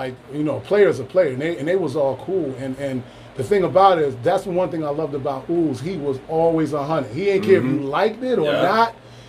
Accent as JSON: {"language": "English", "town": "Hartford", "region": "Connecticut", "country": "United States", "said": "I'm from Connecticut, from the Hartford area"}